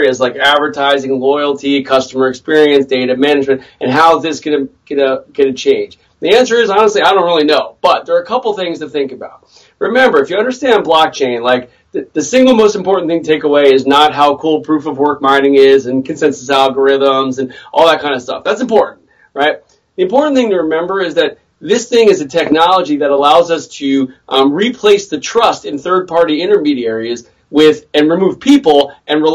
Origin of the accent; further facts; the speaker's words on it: Washington, District of Columbia, United States; My hometown